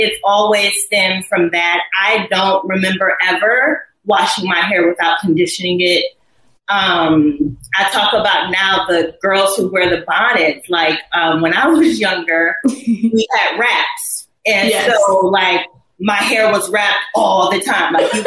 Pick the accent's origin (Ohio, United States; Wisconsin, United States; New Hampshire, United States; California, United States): Ohio, United States; Cleveland Heights; moved away; also born or lived in Atlanta; I was born in Cleveland, Ohio. Cleveland Heights is where I grew up.